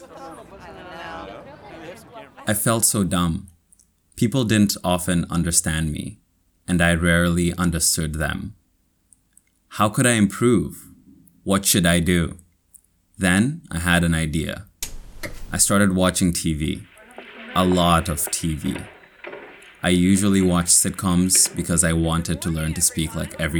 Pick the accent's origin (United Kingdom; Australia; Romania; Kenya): Kenya; accent: Kenyan; also born or lived in New Rochelle, United States; now in United States; my Kenyan accent